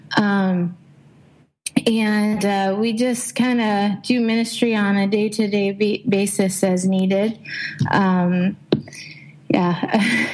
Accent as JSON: {"language": "English", "region": "Montana", "country": "United States", "tie": "born or raised there", "also_born_or_lived": "Ripon, Wisconsin / Jamestown, North Dakota", "moved": "as an adult", "lives_now": "Indonesia", "said": "I was I was born in Montana"}